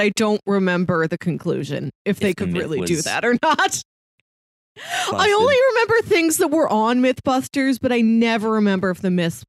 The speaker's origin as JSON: {"language": "English", "region": "Midwest", "country": "United States", "tie": "born or raised there", "said": "growing up in the Midwest, you recognize the power and terror of a tornado."}